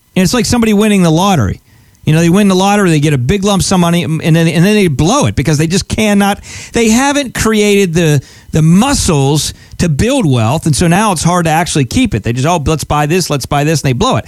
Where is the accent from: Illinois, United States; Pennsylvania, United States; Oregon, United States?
Pennsylvania, United States; I grew up in Pennsylvania